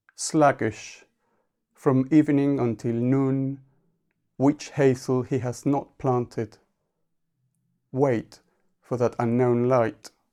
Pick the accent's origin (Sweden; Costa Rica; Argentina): Argentina; first language Spanish; English is a second language; moved away as an adult; now in United Kingdom; I was born in Argentina, but came to the U K in nineteen ninety-six